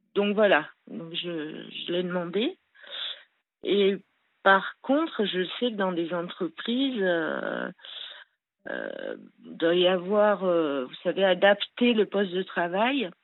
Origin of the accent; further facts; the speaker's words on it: Le Grand-Bornand, Auvergne-Rhône-Alpes, France; je suis née au Grand Bornand, disons à Annecy, ceux qui connaissent. Euh, donc euh, voilà, j'ai eu euh, une enfance assez super, quoi, en montagne.